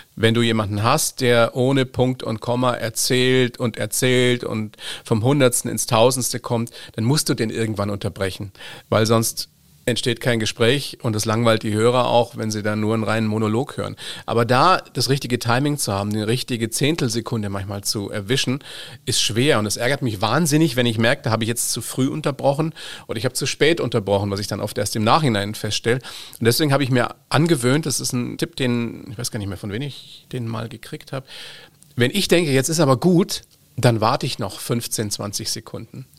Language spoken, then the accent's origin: German; Germany; bei uns in Deutschland